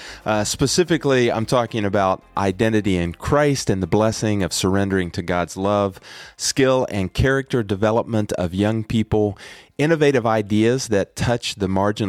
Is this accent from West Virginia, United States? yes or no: yes; West Virginia, United States; my home state, West Virginia